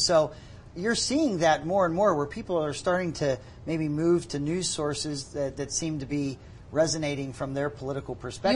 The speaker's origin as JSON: {"language": "English", "town": "Pittsburgh", "region": "Pennsylvania", "country": "United States", "tie": "born or raised there", "moved": "yes", "lives_now": "Utah, United States", "said": "I grew up in Pittsburgh"}